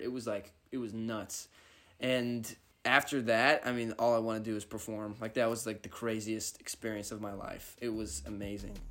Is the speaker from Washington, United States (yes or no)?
yes; northeast of Seattle, Washington, United States; I'm from Washington, like, up kinda by Seattle, like, forty-five minutes northeast of Seattle.